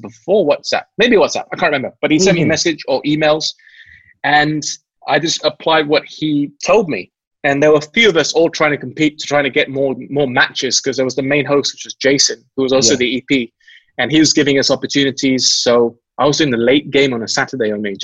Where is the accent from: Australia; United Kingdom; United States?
United Kingdom; England; moved away; also born or lived in Malaysia; Growing up in England